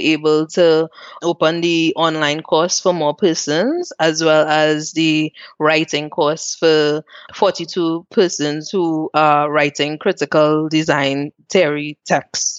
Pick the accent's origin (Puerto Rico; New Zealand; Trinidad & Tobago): Trinidad & Tobago; moved away as an adult; also born or lived in Port of Spain, Trinidad and Tobago; now in Zurich, Switzerland; I grew up in Mova, which is a place that the news always portrays as one of the worst places